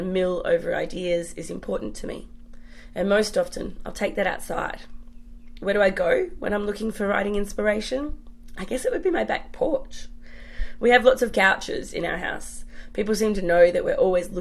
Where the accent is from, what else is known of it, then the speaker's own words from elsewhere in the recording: Perth, Western Australia, Australia; now in Western Sydney, Australia; I'm from Perth originally. I grew up going to the beach